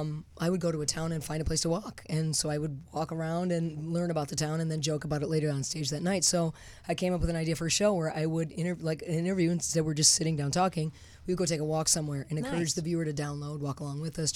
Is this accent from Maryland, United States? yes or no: no; Detroit, Michigan, United States; moved away as an adult; now in California, United States; I grew up in Detroit.